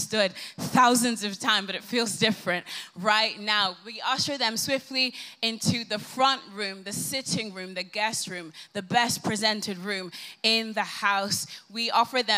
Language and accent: English; Ireland; moved away as an adult; now in London, United Kingdom; I have booked the very first flight home to Ireland. Yes, that's why my accent is as it is